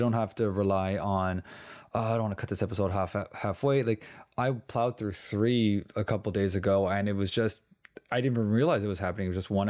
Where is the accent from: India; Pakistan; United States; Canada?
Canada; We're Canadian.